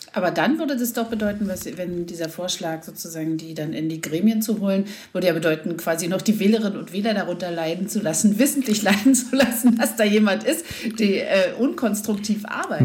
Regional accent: East Germany, Germany; also born or lived in Berlin; wir kommen aus der DDR

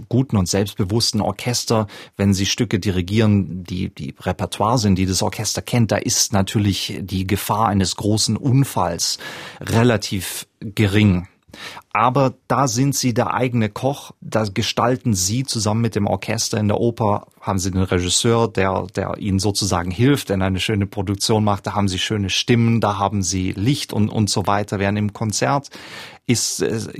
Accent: Southern Germany, Germany; Ich komme aus Süddeutschland, wo jedes Dorf so einen Musikverein hat.

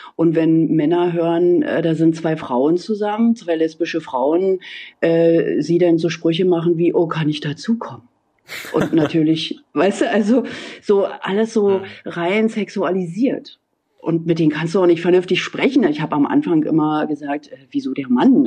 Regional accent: GDR, on the outskirts of Berlin, Brandenburg, Germany; ich bin in der DDR aufgewachsen

